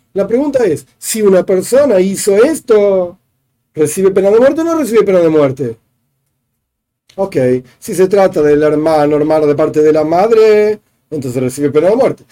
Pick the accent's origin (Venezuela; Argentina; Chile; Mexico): Argentina; yo vivo en Argentina, soy argentino, nací en Argentina